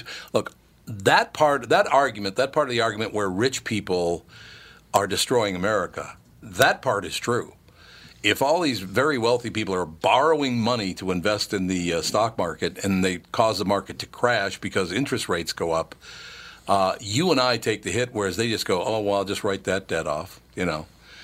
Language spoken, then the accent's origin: English; California, United States; as a Californian, I'm a minority